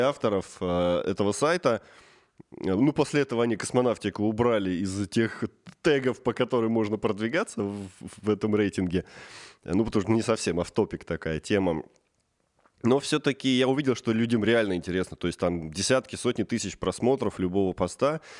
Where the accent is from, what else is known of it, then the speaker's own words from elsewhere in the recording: Tula Oblast, Russia; moved away; also born or lived in Saint Petersburg; сам я родом из Тульской области